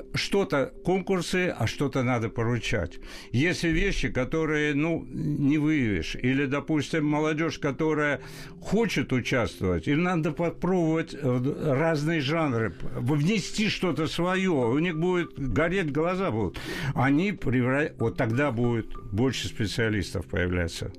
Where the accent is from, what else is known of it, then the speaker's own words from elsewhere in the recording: Tbilisi, Georgia; now in Russia; Я вы, э, вырос в период в Тбилиси, когда это был мощный интернациональный, культурный, образованный mm-hmm. город